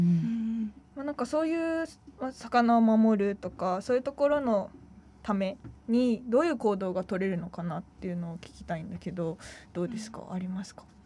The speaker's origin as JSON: {"language": "Japanese", "region": "Hyogo", "country": "Japan", "tie": "born or raised there", "also_born_or_lived": "Itoshima, Fukuoka", "moved": "as an adult", "lives_now": "Fukuoka, Japan", "said": "もともと兵庫県出身で"}